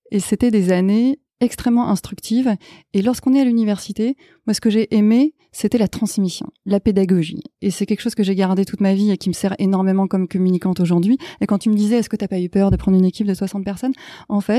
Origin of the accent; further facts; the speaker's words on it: United States; Ah oui, j'ai grandi en partie aux États-Unis.